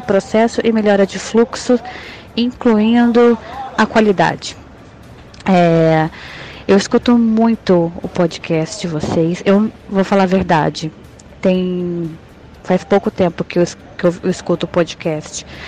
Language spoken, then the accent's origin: Portuguese; interior of Espírito Santo, Brazil; now in Petrópolis, Brazil; sou do interior do Espírito Santo